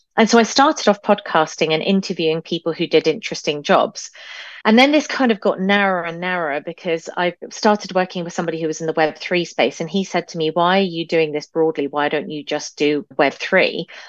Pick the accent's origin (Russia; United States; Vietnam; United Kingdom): United Kingdom; now in Canada; being British